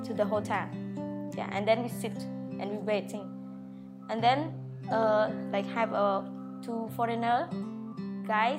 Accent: Phnom Penh, Cambodia; I was born in Phnom Penh

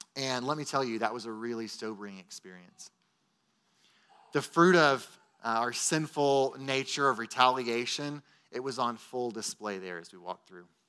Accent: Texas, United States; as Texan American Christians

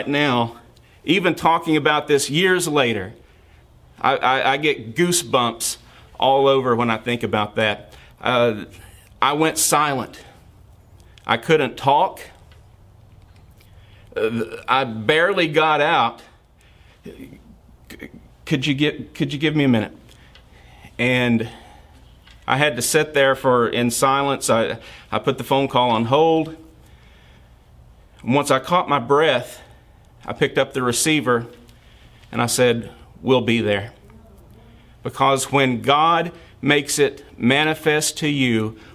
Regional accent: Kentucky, United States; moved away as an adult; I was born and raised in Kentucky

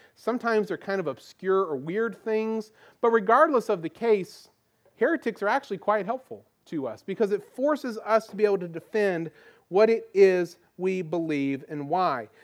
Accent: Goldsboro, North Carolina, United States; now in Virginia Beach, United States; I grew up in North Carolina. We lived, I lived in the town of Goldsboro

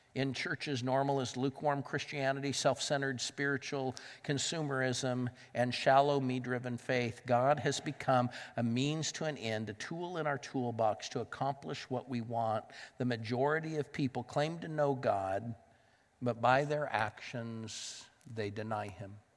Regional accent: Southern California, United States; moved away as an adult; now in Pittsburgh, United States; I grew up in Southern California, but I lived in Northern California for a number of years

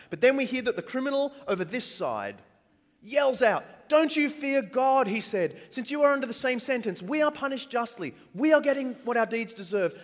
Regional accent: Australia; accent: Australian; I'm Australian

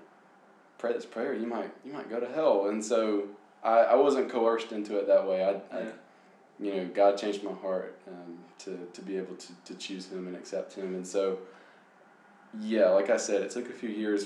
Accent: Lancaster, South Carolina, United States; now in Columbia, United States; I'm from Lancaster, South Carolina

